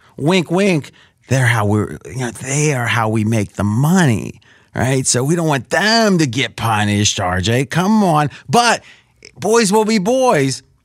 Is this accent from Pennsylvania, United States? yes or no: yes; Pittsburgh, Pennsylvania, United States; now in Las Vegas, United States; I grew up around Pittsburgh